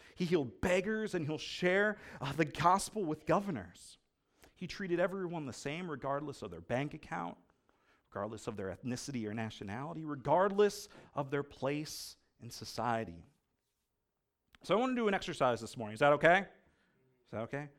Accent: United States; I'm an American

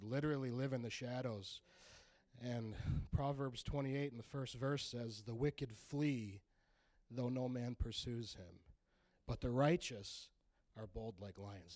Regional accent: Grand Rapids, Michigan, United States; I'm 34 from Grand Rapids

